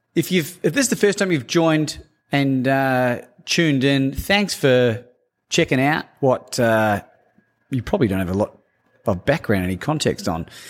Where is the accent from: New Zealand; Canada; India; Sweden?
New Zealand; growing up in New Zealand